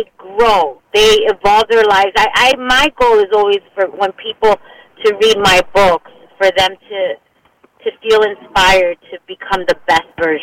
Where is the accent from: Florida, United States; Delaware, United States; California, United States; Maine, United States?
Florida, United States; Miami; now in Los Angeles, United States; I was raised in Miami.